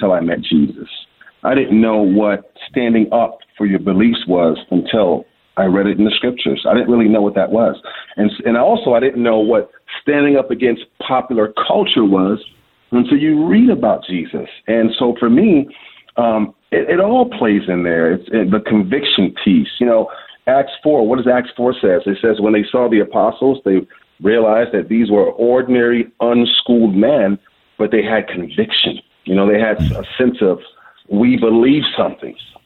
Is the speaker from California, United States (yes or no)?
no; Washington, District of Columbia, United States; also born or lived in Liberia; now in Michigan, United States; I'm born and raised in Washington, D.C., to families who are from West Africa.